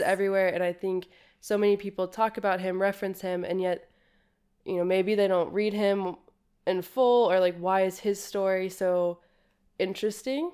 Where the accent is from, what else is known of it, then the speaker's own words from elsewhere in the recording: United States; I'm American